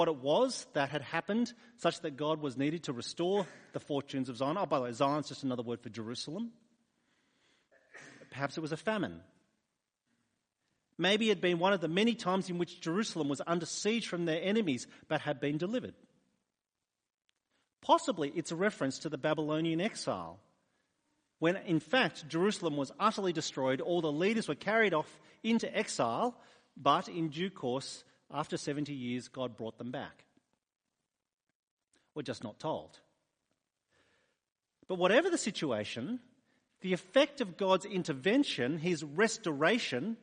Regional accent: New South Wales, Australia; moved away as an adult; also born or lived in Sydney; now in Adelaide, Australia; I was born in New South Wales

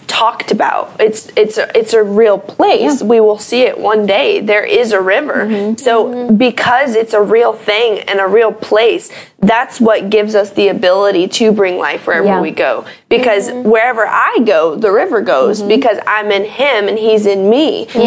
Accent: Lake Norman, North Carolina, United States; We grew up on Lake Norman

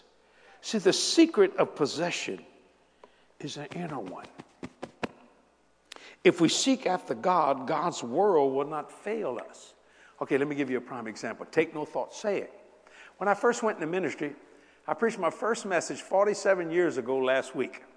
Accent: United States; I am an American.

